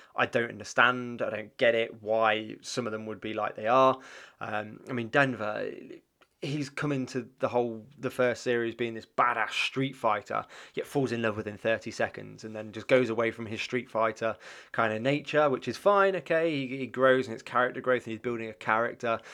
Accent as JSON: {"language": "English", "region": "England", "country": "United Kingdom", "tie": "born or raised there", "said": "growing up in England, um, sort of the nineties"}